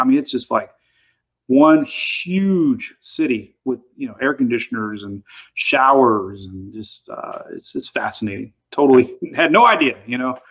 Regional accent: Pinellas County, Florida, United States; my hometown in uh, Pinellas County, which is you know Clearwater, St. Petersburg

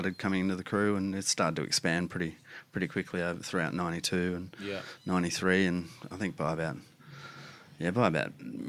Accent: Australia; We're all Australian. We like to shorten things as sweet as possible.

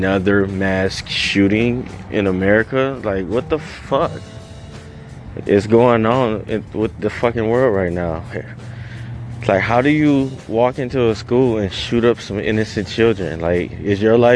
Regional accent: Detroit, Michigan, United States; I grew up in Detroit

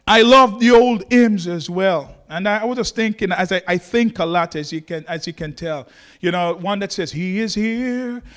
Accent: Jamaica; moved away; I'm from Jamaica.

